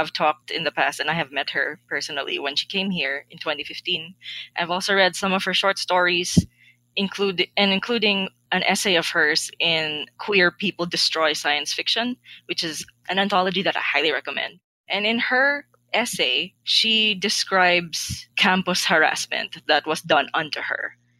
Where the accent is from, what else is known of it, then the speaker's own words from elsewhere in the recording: Philippines; We here in the motherland